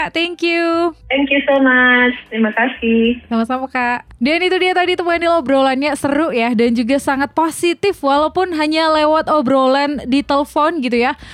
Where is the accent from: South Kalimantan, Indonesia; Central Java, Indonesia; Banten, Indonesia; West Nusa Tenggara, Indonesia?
West Nusa Tenggara, Indonesia; orang saya dari Lombok.